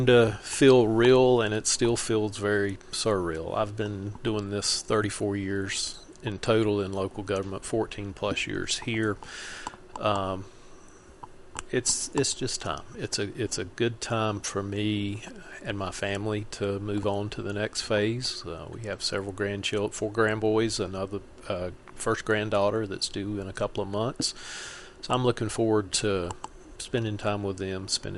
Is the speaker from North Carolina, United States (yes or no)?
yes; North Carolina, United States; also born or lived in Virginia; now in Montgomery County, Virginia, United States; I'm originally from North Carolina.